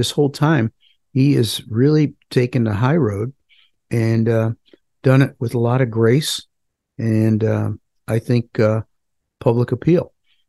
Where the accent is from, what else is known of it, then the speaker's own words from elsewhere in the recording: United States; First, I'm an American.